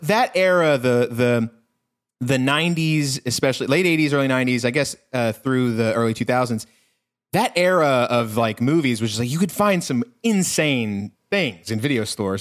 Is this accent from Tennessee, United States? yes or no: no; Texas, United States; I am from a small Texas town where we did not have a blockbuster.